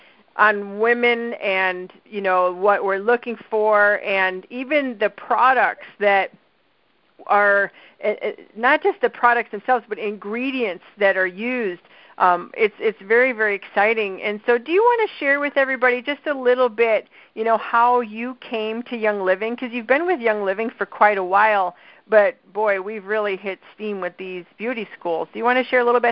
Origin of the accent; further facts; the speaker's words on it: Midwest, United States; accent: Midwestern; they might pick up my Midwestern accent and start talking nasal like me.